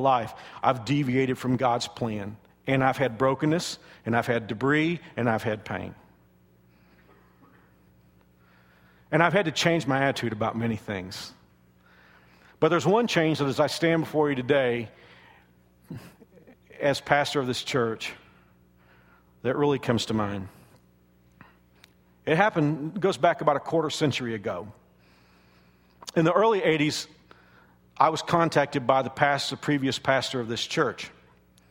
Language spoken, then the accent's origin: English; Dallas-Fort Worth area, Texas, United States; moved away as an adult; also born or lived in Houston, Texas; now in Wichita, United States; I'm from the Dallas-Fort Worth area